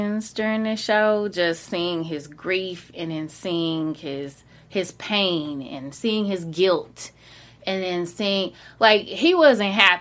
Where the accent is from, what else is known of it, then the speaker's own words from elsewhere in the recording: the South, United States; I'm from the South